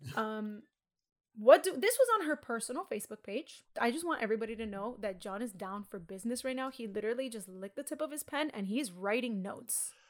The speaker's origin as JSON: {"language": "English", "town": "Miami", "region": "Florida", "country": "United States", "tie": "born or raised there", "said": "I grew up in Miami"}